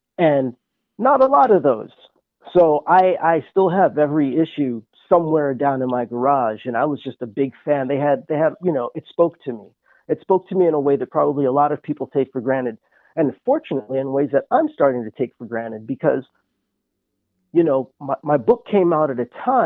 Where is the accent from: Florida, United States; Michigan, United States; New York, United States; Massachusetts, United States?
New York, United States; New York City; I grew up in Manhattan. I grew up in Midtown